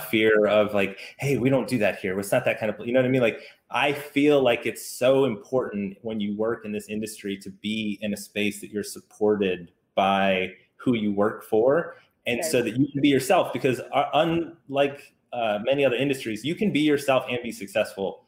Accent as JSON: {"language": "English", "region": "the South", "country": "United States", "tie": "born or raised there", "accent": "Southern twang", "said": "I have a little bit of Southern twang from growing up in the South"}